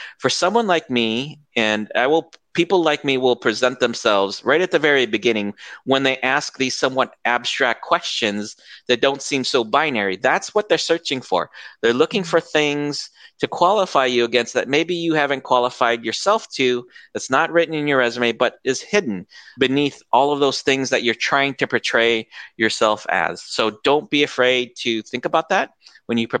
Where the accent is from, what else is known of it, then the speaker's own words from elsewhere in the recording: United States; moved away as an adult; now in Philippines; I was born and raised outside of the States, or outside of the Philippines in the States, and I've moved to the Philippines now